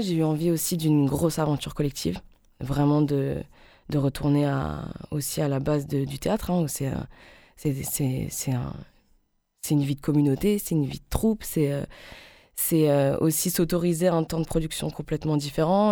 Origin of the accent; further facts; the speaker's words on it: Alsace, Grand Est, France; en tant que femme, en tant qu'Alsacienne